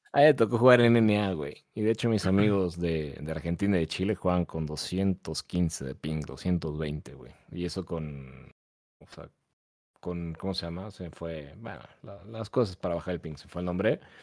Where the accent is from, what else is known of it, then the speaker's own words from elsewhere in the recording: Mexico; acá en México